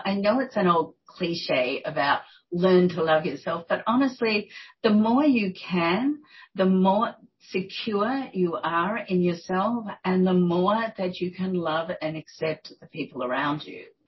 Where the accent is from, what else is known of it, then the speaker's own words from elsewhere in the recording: Australia; moved away as an adult; also born or lived in New York; I'm Australian